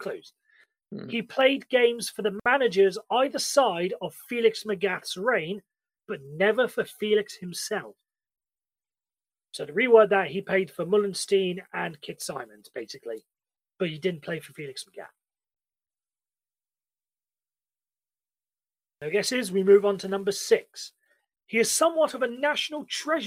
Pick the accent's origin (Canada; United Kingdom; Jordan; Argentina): United Kingdom; we British